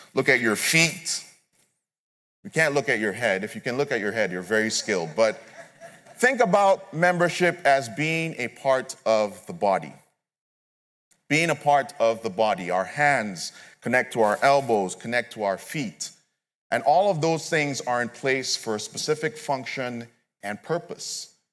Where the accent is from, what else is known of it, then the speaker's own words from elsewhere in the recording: Nigeria; moved away; I'm originally from Nigeria, so I don't have immediate family members here